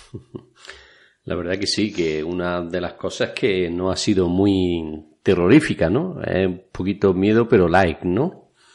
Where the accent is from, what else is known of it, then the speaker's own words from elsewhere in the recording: Spain; en mi pueblo que era pequeño, por aquel entonces habría 10 o 12 mil habitantes. Vamos, donde yo viví la juventud